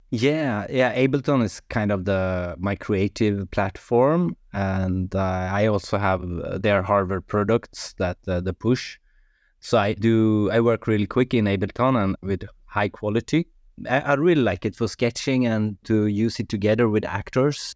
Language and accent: English; Sweden; English is a second language; now in Norway; I'm from Sweden, but I live in Norway, so it's like maybe my third language, English